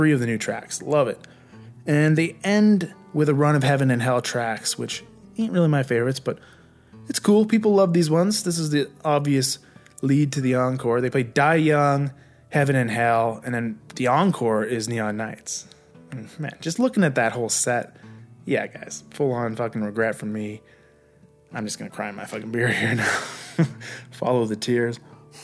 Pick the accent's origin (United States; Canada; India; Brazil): Canada; Vancouver, British Columbia; moved away as an adult; also born or lived in Nova Scotia; I was actually off to Nova Scotia from Vancouver, the same month that this concert rolled through my hometown.